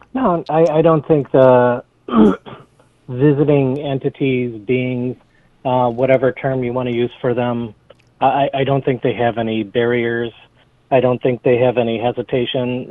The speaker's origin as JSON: {"language": "English", "town": "Sterling Heights", "region": "Michigan", "country": "United States", "tie": "born or raised there", "lives_now": "Clawson, United States", "said": "I grew up in Sterling Heights, um, lived there until I was my early 20s, and then moved to the Royal Oak Clawson area."}